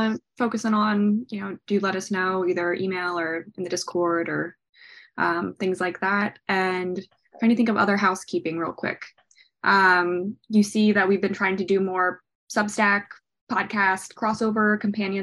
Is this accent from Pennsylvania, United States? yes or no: yes; Philadelphia, Pennsylvania, United States; I'm from Philadelphia